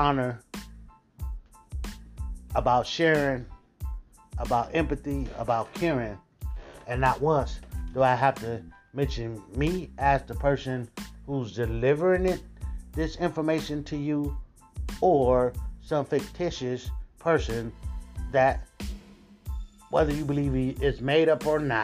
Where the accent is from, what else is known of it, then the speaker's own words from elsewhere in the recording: United States; we are one of the most religious countries